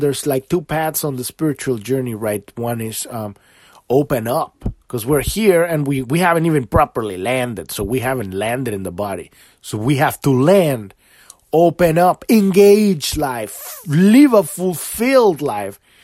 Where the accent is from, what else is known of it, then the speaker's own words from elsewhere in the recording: Mexico; I'm from Mexico. My country is beautiful, too